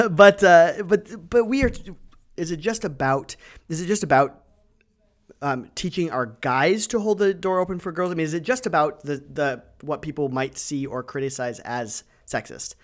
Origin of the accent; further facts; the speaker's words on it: Ohio and Michigan, Midwest, United States; moved away as an adult; now in Wenatchee, United States; I grew up in Ohio and, and Michigan